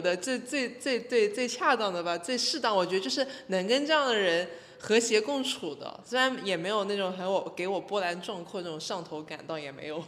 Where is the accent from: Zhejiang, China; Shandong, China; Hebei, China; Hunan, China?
Zhejiang, China; Hangzhou; 同为杭州人